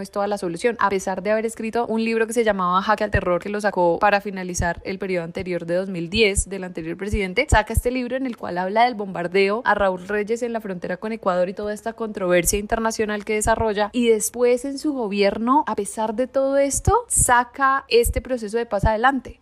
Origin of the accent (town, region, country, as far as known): Colombia